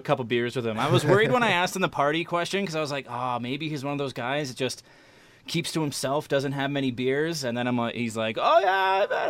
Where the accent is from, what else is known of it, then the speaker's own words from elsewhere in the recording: Saskatoon, Saskatchewan, Canada; I grew up here in Saskatoon, but my whole family's from Winnipeg.